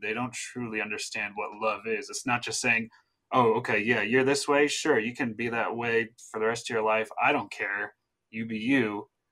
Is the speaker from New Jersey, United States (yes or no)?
yes; New Jersey, United States; my home state in New Jersey